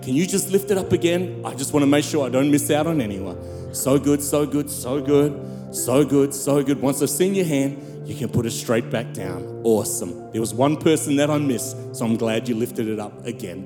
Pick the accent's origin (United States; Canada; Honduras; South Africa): South Africa; I'm from South Africa.